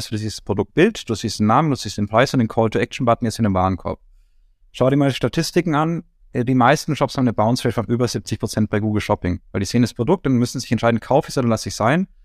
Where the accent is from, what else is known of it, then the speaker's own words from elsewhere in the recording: Nuremberg, Bavaria, Germany; Ich meine, ich komme zwar aus Nürnberg, was nicht kein Kuhdorf ganz ist, aber äh, nein, aber Nürnberg ist ja auch doch eher ländlich geprägt, noch die Stadtteile und sowas. Und ich in meinem Stadtteil Ziegelstein